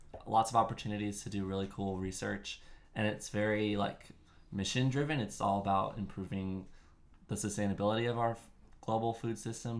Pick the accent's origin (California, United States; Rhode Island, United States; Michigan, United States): California, United States; San Diego; Well, that's where I grew up, so.